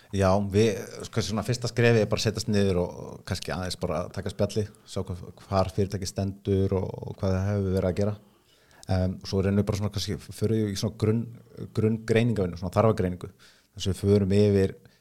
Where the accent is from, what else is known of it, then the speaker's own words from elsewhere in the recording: Reykjavík, Capital Region, Iceland; ég er fættur uppalinn í Vestabæk